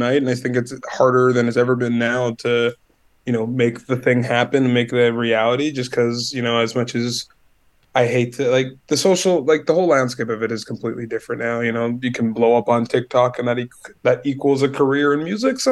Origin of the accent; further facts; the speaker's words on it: Winnipeg, Manitoba, Canada; also born or lived in Montreal; I'm Winnipeg born and raised, so I've been here my whole life.